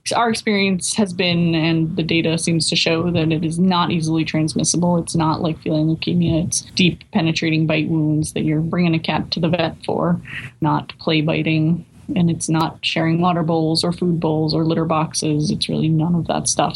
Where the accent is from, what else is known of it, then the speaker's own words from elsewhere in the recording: Newburyport, Massachusetts, United States; I grew up in Newburyport